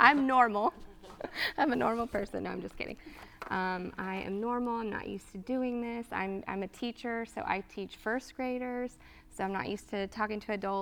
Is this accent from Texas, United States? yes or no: yes; Texas, United States; moved away as an adult; now in Georgia, United States; I was from Texas and I moved to Georgia